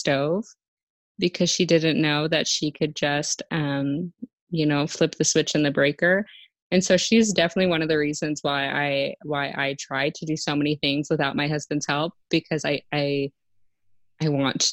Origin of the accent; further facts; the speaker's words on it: San Marcos, Texas, United States; moved away as an adult; also born or lived in Lubbock, Texas; now in Artesia, United States; I grew up in San Marcos, Texas, so Central Texas. I lived there until I was 13, and from there I moved to Lubbock